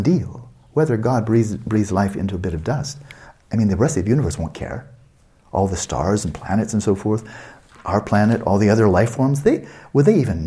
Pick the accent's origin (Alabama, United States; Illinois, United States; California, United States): California, United States; Santa Barbara; UC Santa Barbara, my hometown